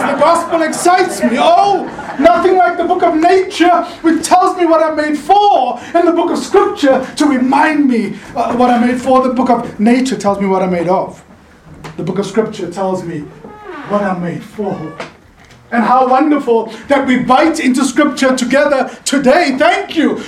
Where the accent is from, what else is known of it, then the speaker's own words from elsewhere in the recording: South Africa; now in Laguna Beach, United States; I'm originally from South Africa. Now I'm winning neighbors for God on, on Pacific Coast Highway in Laguna Beach